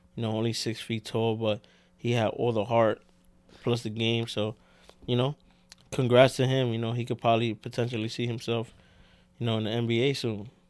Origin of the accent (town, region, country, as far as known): New York City, New York, United States